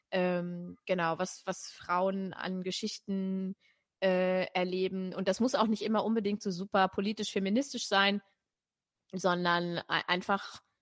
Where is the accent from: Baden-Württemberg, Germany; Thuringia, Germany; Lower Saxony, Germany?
Lower Saxony, Germany; Braunschweig; dann sind wir äh, in Braunschweig, wo ich aufgewachsen bin, oft mit der Straßenbahn gefahren